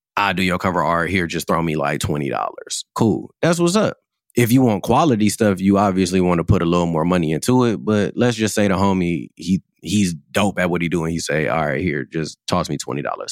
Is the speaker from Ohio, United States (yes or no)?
yes; Cleveland, Ohio, United States; Growing up in Cleveland